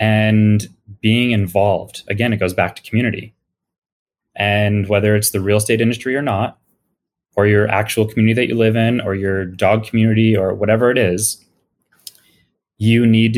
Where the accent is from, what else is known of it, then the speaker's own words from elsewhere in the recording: West Springfield, Massachusetts, United States; moved away as an adult; now in Boston, United States; Yeah, I grew up in Western Mass. So an hour and a half west of Boston in West Springfield. Mm-hmm. My parents grew up there. I grew up there. And I moved to, believe it or not, wow, this month is 23 years ago, I moved to Boston.